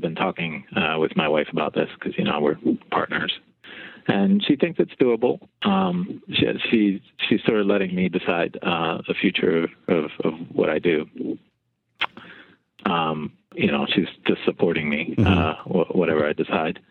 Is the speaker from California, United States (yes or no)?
no; Philadelphia, Pennsylvania, United States; I actually grew up uh, on the outskirts of the ghetto, the top of the Broad Street line